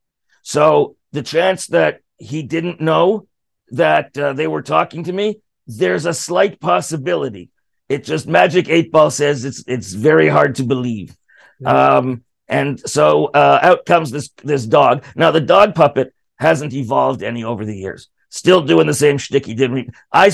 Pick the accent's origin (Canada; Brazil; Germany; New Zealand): Canada; as a Canadian performer